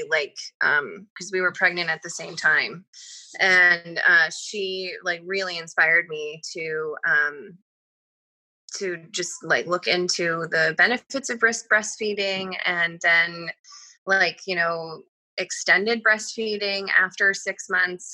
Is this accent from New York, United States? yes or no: yes; Troy, New York, United States; This is where I'm from. Troy, New York